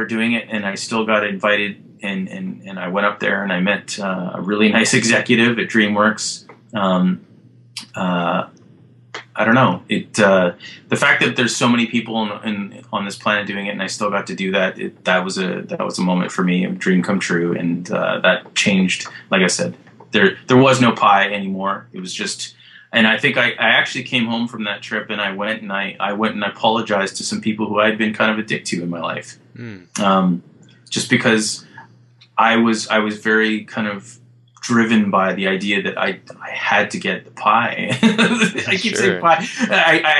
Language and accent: English; Alberta, Canada; I grew up in Alberta